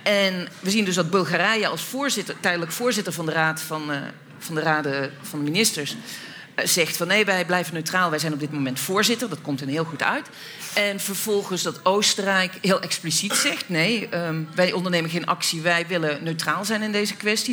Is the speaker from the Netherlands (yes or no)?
yes; Netherlands; als Nederlanders